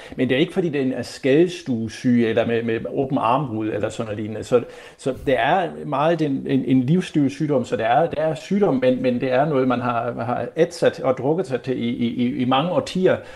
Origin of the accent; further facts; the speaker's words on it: Germany; moved away; som tysker